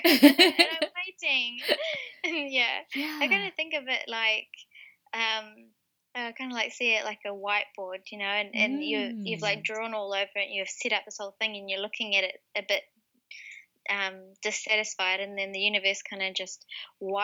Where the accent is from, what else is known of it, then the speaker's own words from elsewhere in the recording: Wellington, New Zealand; moved away as an adult; the Wellington area, which is my hometown